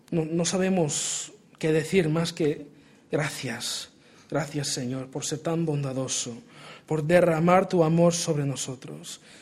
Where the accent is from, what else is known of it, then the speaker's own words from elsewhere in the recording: Portugal; Spanish is a second language; Yo me crié en Portugal, eh, soy hijo de misioneros. Y si mi acento español es malísimo, pues es una combinación de portugués y americano